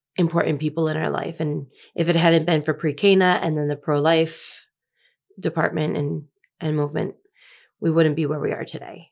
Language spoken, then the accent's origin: English; Massachusetts, United States; moved away as an adult; now in Laredo, United States; So I lived in the same town my whole life. I was born in the same hospital that my dad was born